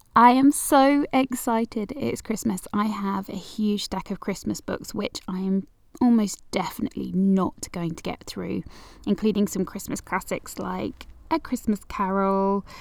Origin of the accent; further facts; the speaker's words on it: Manchester, North West England, United Kingdom; I'm from Manchester